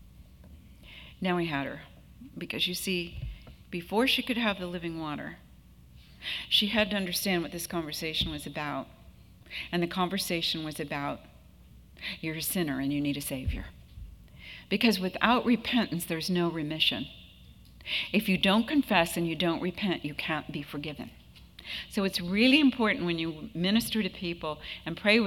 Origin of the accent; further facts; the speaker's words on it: Southern California, United States; I'm from Southern California